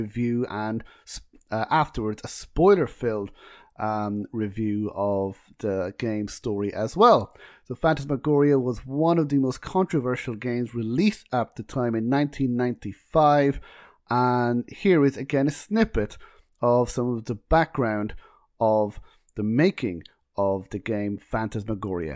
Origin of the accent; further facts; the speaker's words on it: Ireland; We're both Irish